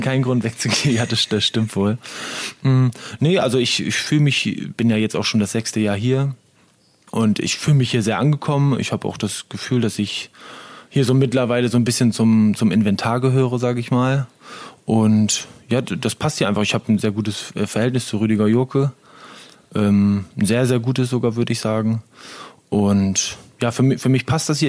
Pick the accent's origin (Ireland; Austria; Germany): Germany; Syke, Lower Saxony; moved away; also born or lived in Osterholz-Scharmbeck / Ore Mountains; aber eigentlich aufgewachsen bin ich in Sieke. Also seitdem ich fünf, sechs Jahre alt war, äh, seitdem haben wir dann in Sieke gewohnt mit unserer Familie. Und ja, da habe ich so meine Kindheit und Jugend hauptsächlich verbracht.